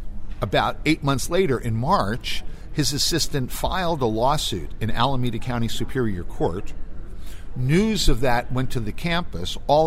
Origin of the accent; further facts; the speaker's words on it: India; English is a second language; now in United States; Because I'm from India, you're disciplining me.